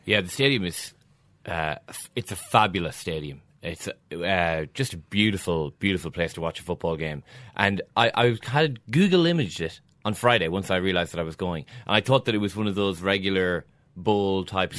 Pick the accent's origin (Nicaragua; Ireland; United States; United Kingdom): Ireland